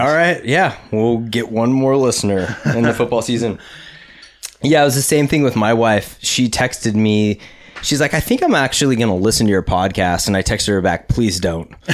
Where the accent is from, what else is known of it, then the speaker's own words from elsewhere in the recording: Huntington Beach, California, United States; We're from California. We're from Huntington Beach. It's Surf City, U S